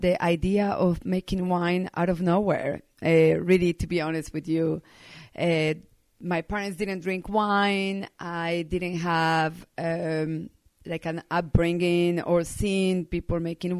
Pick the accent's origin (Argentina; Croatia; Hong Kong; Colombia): Colombia; Medellín, Antioquia; also born or lived in Bordeaux, France; now in Sonoma County, United States; I was born and raised in Medellin, Colombia